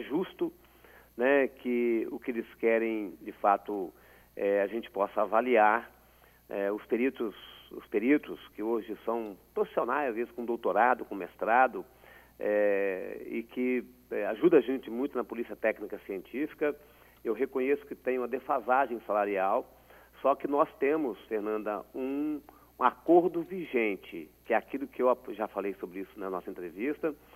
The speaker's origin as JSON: {"language": "Portuguese", "region": "Espírito Santo", "country": "Brazil", "said": "como capixaba"}